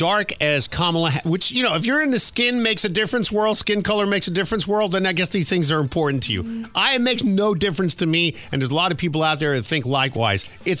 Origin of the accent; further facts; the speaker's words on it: New York City, New York, United States; It was the people that lived in the neighborhood with all the Hispanics and all the black people where I was born in Queens.